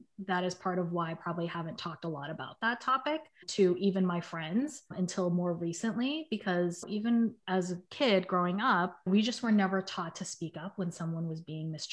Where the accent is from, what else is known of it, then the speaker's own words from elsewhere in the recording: Boston, Massachusetts, United States; moved away as an adult; now in San Francisco, United States; I grew up in the South End, which is like a little neighborhood in Boston